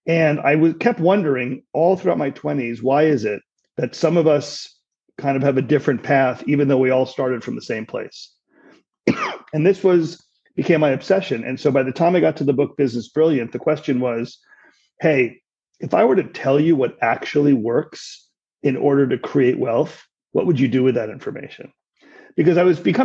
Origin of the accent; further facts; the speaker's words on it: New York City, New York, United States; I grew up in New York City